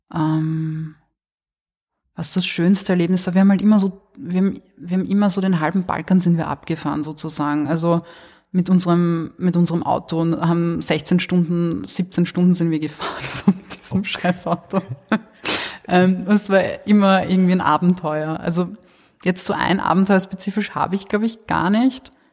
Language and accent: German; Wiener Neustadt, Lower Austria, Austria; da wo ich aufgewachsen bin, in Wiener Neustadt und Umgebung